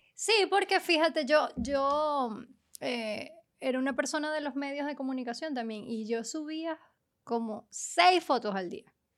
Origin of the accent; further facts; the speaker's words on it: Venezuela; moved away; fue como sentirme que nunca había salido de Venezuela.